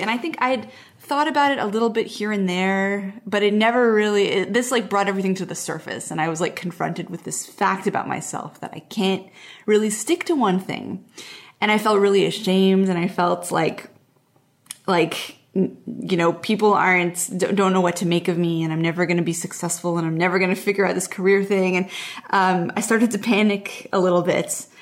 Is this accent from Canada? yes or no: yes; Montreal, Quebec, Canada; moved away; also born or lived in Portland; I grew up in Montreal, which is, like, a big East Coast city, and then I moved to Portland